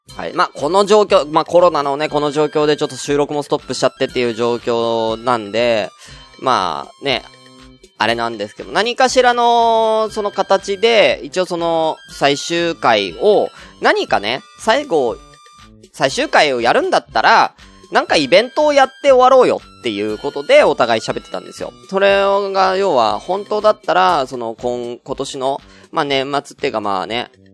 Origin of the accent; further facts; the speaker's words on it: Tokyo, Japan; moved away as an adult; 東京出身